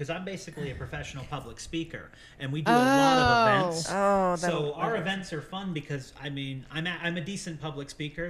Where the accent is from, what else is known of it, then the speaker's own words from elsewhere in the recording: Western Pennsylvania, United States; I grew up in Western Pennsylvania, and my town was extremely involved in the Underground Railroad.